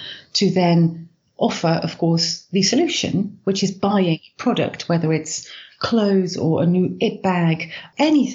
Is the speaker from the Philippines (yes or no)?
no; Netherlands; I was born in the Netherlands